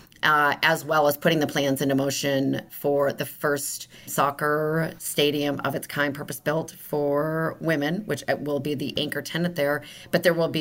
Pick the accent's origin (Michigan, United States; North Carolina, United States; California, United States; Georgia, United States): Michigan, United States; also born or lived in Los Angeles, United States; now in Kansas City, United States; I grew up in the Midwest in Michigan